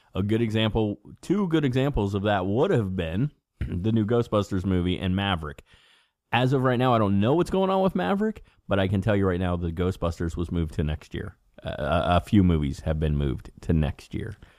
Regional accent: Cincinnati, Ohio, United States; we're, we're from Cincinnati

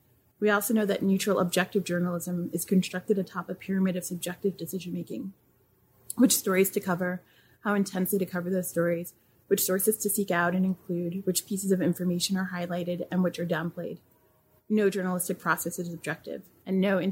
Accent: New York, United States; I'm from New York and I'm first gen American. My parents are from Haiti

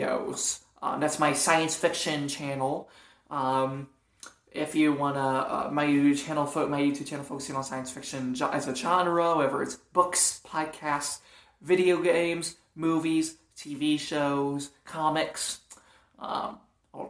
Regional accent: Toledo, Ohio, United States; now in Fort Wayne, United States; Now I live in Fort Wayne, but I grew up for the most part in Toledo, Ohio.

